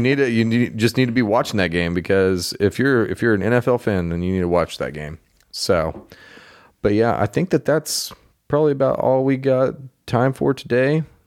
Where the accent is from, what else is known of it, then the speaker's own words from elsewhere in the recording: Oklahoma, United States; I'm from Oklahoma and that's pretty much all I've ever known.